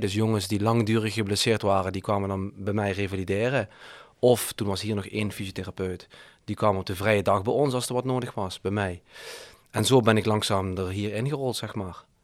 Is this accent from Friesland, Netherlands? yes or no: no; Heerlen, Limburg, Netherlands; ik, ik woonde op Heerle Heide